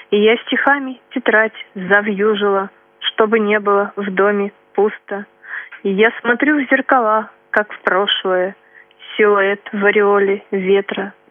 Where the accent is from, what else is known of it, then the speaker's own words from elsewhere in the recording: Vyatskiye Polyany, Kirov Oblast, Russia; born there; Я родилась в Кировской области, в городе Вятские Поляны.